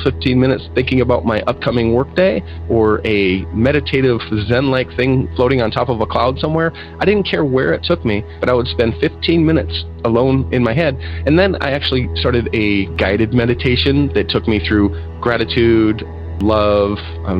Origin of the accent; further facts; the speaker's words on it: Tacoma, Washington, United States; now in California, United States; I grew up in a very average household. It was a suburb of Tacoma, Washington called Parkland